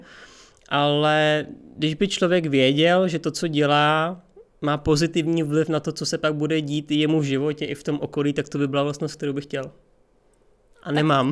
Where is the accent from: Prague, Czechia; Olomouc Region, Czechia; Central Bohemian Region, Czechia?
Prague, Czechia; tak jsem z Prahy, narodil jsem se v Praze, žiju celý život v Praze.